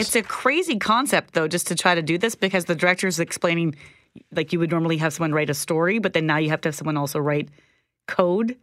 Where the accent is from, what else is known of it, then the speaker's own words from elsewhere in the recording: Minnedosa, Manitoba, Canada; also born or lived in Zimbabwe; growing up in Minnedosa in the seventies and eighties